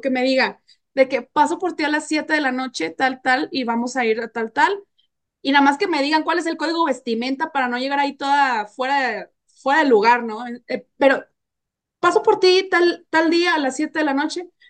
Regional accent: Nuevo León, Mexico; moved away; estuve en mi tierra, en Nuevo León

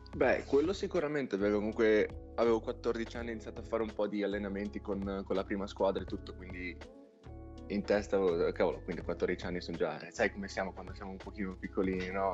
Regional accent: Castel Maggiore, Emilia-Romagna, Italy; born or raised there; moved away as an adult; now in United States

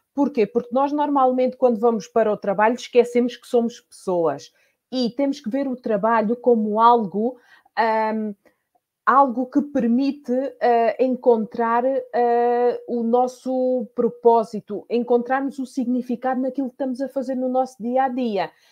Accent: Portugal; moved away as an adult; now in Spain; eu sou portuguesa, mas há 18 anos que eu vivo na Espanha

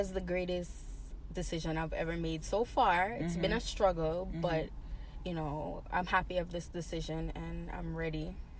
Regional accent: Jamaica; also born or lived in Boston, United States; And then I grew up in Jamaica. So I spent back and forth. I did not go to school in Jamaica, but I spent majority of my times there.

